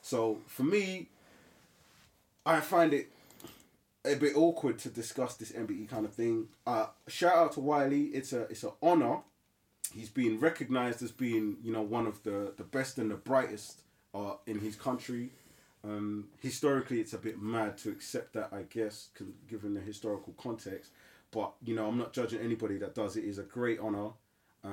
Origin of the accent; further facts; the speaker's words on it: United Kingdom; us black British people